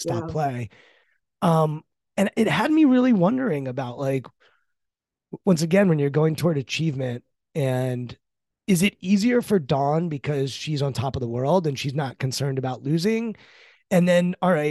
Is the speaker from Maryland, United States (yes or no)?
yes; Maryland, United States; I'm from Maryland